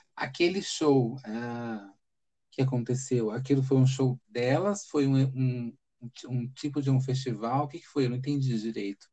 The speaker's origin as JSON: {"language": "Portuguese", "region": "São Paulo", "country": "Brazil", "tie": "born or raised there", "also_born_or_lived": "Fortaleza", "said": "eu nasci aqui em São Paulo"}